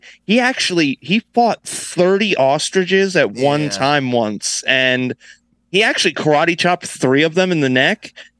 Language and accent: English; Titusville, United States; Where I grew up in Titusville